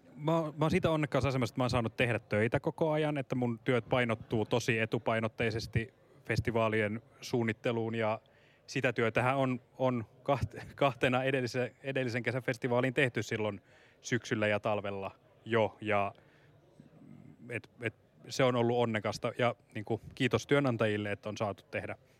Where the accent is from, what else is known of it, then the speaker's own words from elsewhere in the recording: Central Finland, Finland; now in Helsinki, Finland; Olen kotoisin Keski-Suomesta